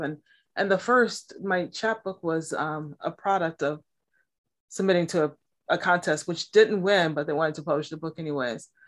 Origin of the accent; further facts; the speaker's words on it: Milwaukee, Wisconsin, United States; now in Massachusetts, United States; I was born and raised in Milwaukee, Wisconsin